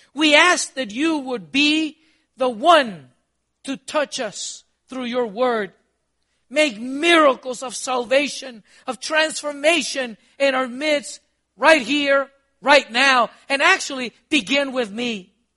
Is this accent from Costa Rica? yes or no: yes; Costa Rica; also born or lived in Honduras / Guatemala; now in United States; I'm from Costa Rica